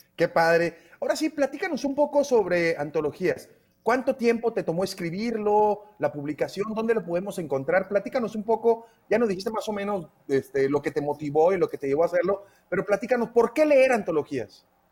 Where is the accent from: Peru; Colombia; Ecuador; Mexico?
Mexico; como mexicanos y mexicanos